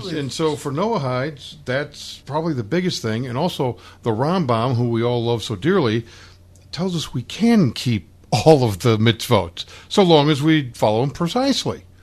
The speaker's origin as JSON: {"language": "English", "town": "Glasgow", "region": "Scotland", "country": "United Kingdom", "lives_now": "England", "said": "I'm originally from Glasgow. I live in England."}